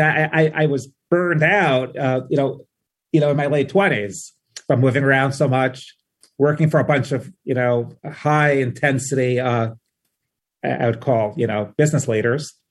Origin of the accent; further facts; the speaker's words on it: New York City, New York, United States; moved away as an adult; also born or lived in Fort Myers, Florida / Miami / New Haven / Memphis; now in Omaha, United States; I grew up in Queens